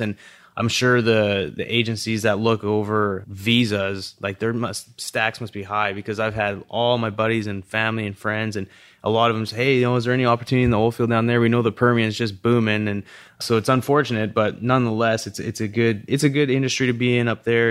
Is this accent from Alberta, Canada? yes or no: yes; Calgary, Alberta, Canada; growing up in Calgary